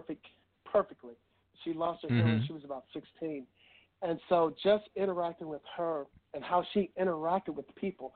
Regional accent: Warsaw, Virginia, United States; moved away; I was raised in Warsaw, Virginia, which is a little town about 50 miles, I guess, northwest of Richmond, Virginia

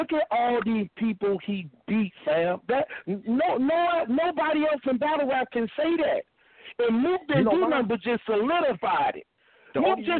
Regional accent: Chicago, Illinois, United States; I'm from Chicago.

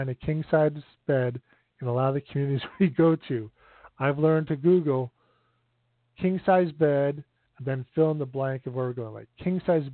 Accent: Northern Illinois outside Chicago, United States; moved away; also born or lived in Michigan; I grew up in Northern Illinois outside Chicago

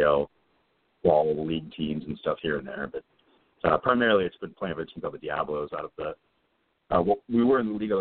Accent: Iowa, United States; also born or lived in Michigan; now in Minnesota, United States; my family's all originally from Minnesota, but I grew up mostly in Iowa and then lived in Michigan and went to high school in Michigan.

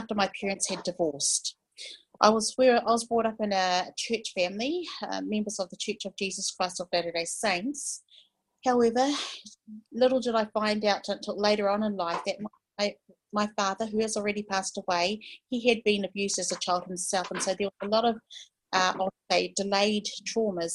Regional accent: New Zealand; I am from New Zealand. I'm New Zealand Maori.

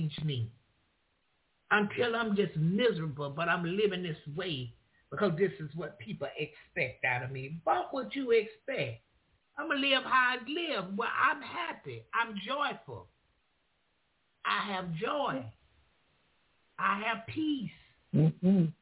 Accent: the South, United States; I'm from the South. I'm from the country.

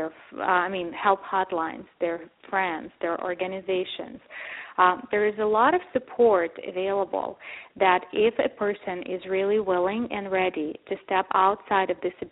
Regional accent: Ukraine; moved away; I grew up in Ukraine and actually, frankly, in Soviet Union

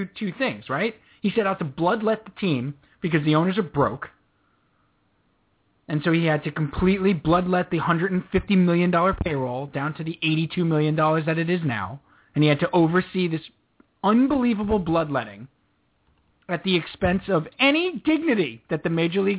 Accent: New York, United States; We're from New York

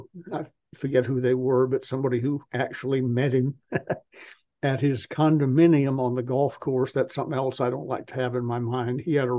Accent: Apple Valley, California, United States; also born or lived in Massachusetts; When we moved from Massachusetts to Apple Valley, California in 1948, when I was six, and we were the first non-Native Americans to live there full time.

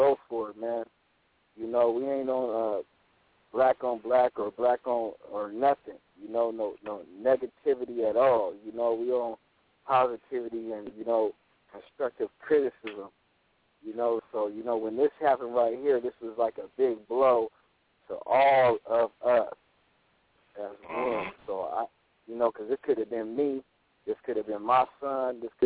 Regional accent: Portland, Oregon, United States; I'm from Portland, Oregon

